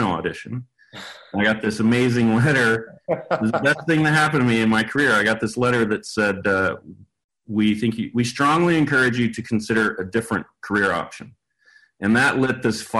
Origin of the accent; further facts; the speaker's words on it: Paris, Texas, United States; I grew up in Paris, Texas, in pre-internet age